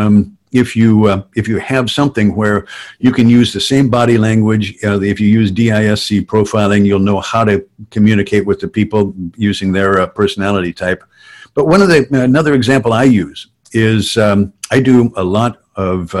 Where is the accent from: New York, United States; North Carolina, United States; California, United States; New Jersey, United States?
California, United States; Southern; I grew up in construction in Southern California